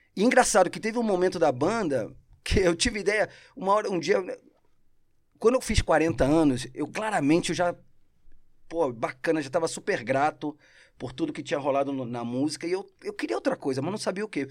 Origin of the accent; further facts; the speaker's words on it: Rio de Janeiro, Brazil; accent: carioca; first language Spanish; Portuguese is a second language; also born or lived in Argentina; now in São Paulo, Brazil; minha infância no Rio é Cidade de Deus